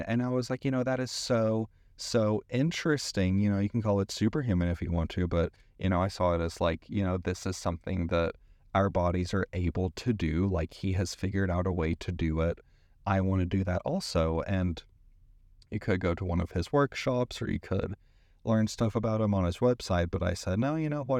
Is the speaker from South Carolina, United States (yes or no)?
no; East Tennessee, United States; moved away as an adult; also born or lived in San Francisco; I grew up in East Tennessee